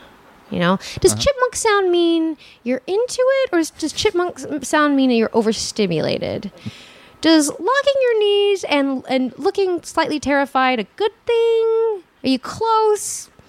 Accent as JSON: {"language": "English", "town": "Santa Monica", "region": "California", "country": "United States", "tie": "born or raised there", "said": "Santa Monica, actually."}